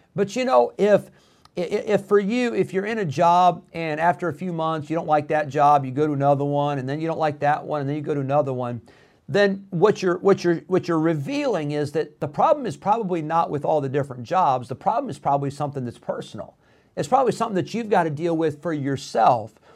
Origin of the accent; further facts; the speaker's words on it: Rockford, Illinois, United States; also born or lived in California; we moved to Rockford, Illinois. My dad was planted there in Rockford, Illinois for 16 years.